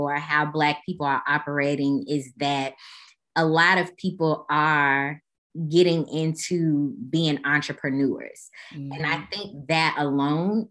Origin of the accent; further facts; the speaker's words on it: Chicago, Illinois, United States; Growing up in Chicago